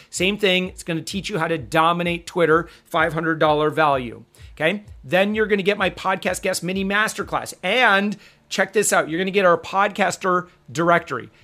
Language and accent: English; Michigan, United States; I'm actually from Michigan.